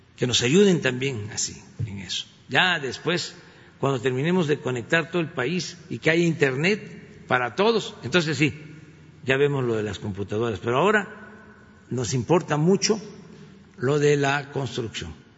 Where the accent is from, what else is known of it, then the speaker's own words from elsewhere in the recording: Tabasco, Mexico; soy tabasqueño y soy veracruzano, porque mi papá era de Veracruz